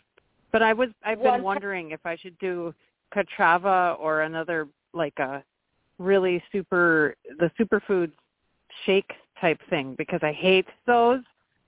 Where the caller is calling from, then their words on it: Milwaukee, Wisconsin, United States; from Milwaukee.